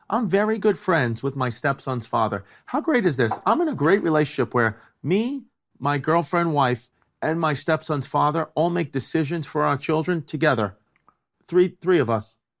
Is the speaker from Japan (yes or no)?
no; New York, United States; also born or lived in New Jersey; Growing up in New York